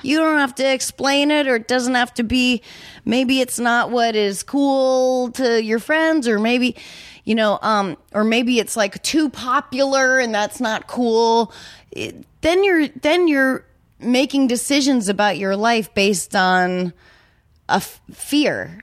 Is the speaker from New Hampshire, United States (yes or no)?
yes; New Hampshire, United States; I'm from New Hampshire